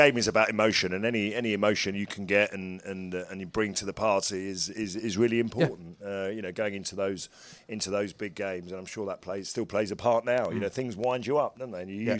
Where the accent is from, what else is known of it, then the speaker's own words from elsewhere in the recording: Ireland; Because actually, that as an Irishman may have upset me a lot more.